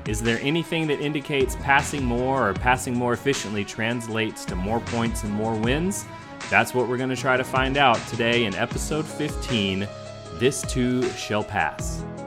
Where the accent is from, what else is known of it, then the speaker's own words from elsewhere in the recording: Houston, Texas, United States; I grew up in Houston where my formative years, like my high, junior high and high school years